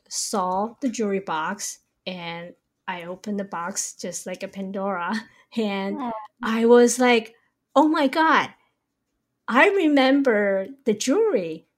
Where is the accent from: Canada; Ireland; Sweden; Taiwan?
Taiwan; also born or lived in New York; now in San Francisco, United States; I was born and raised in Taiwan, and I moved to New York with my family in 1992.